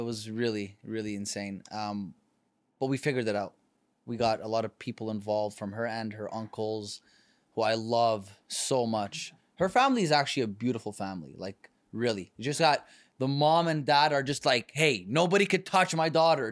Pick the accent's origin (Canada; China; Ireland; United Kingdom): Canada; moved away as an adult; now in California, United States; I come from Canada